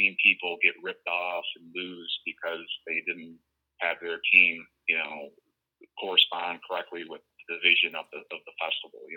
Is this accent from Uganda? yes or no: no; New York, United States; I'm a New Yorker